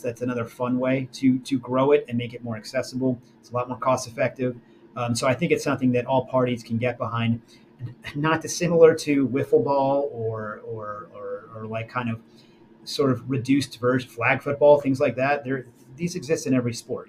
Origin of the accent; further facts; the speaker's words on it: New Jersey, United States; now in North Carolina, United States; where I grew up in Jersey